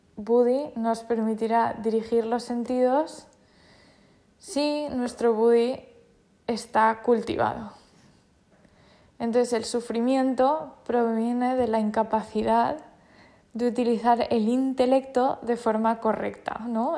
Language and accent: Spanish; Spain; Yo soy española y todo lo español me parece fenomenal, porque me identifico con ello porque soy española.